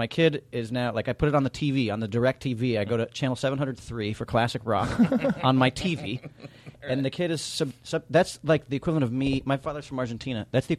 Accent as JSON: {"language": "English", "town": "New York City", "region": "New York", "country": "United States", "tie": "born or raised there", "said": "I grew up in New York City"}